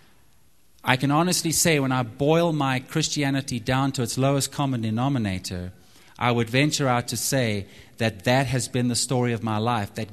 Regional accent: Zimbabwe; moved away as an adult; also born or lived in Texas; now in United States; I'm from Zimbabwe, and so I love the outdoors. We used to go hunting a lot growing up

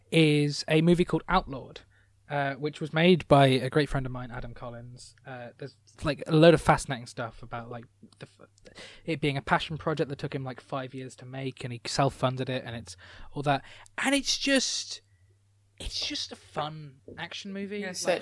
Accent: United Kingdom; especially to us as British people

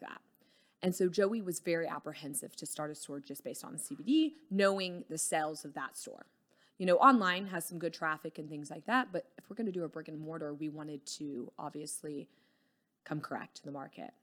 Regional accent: Dallas, Texas, United States; also born or lived in Houston / Colorado; just grew up around Dallas through college and stuff

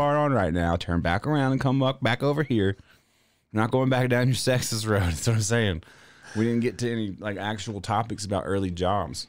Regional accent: the South, United States; I'm from the South.

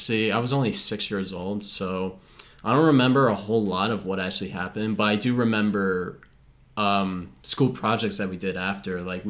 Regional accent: New York City, New York, United States; growing up in Brooklyn

